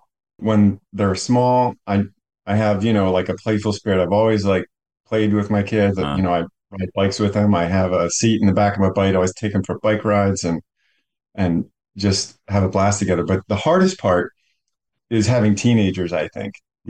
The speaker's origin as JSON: {"language": "English", "town": "Carlisle", "region": "Pennsylvania", "country": "United States", "tie": "born or raised there", "lives_now": "Mechanicsburg, United States", "said": "I grew up in Carlisle and I currently live in Mechanicsburg, Pennsylvania"}